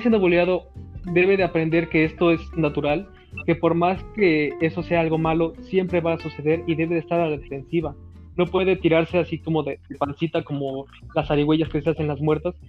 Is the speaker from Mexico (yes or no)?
yes; Mexico; Así somos los mexicanos